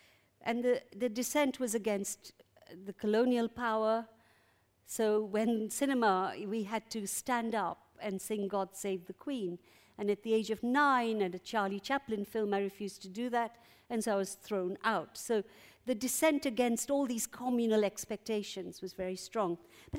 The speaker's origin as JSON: {"language": "English", "country": "Uganda", "moved": "yes", "said": "I'm an exile from Uganda. I was a dissenting child from a very early age."}